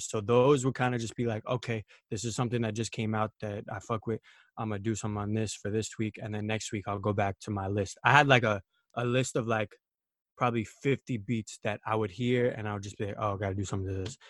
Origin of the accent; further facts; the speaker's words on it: New York City, New York, United States; I'm from Queens, New York